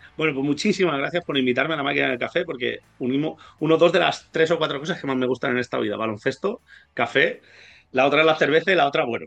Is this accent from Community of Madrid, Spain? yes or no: no; Ibi, Valencian Community, Spain; also born or lived in Hungary; somos un club de pueblo, IBI son 25.000 habitantes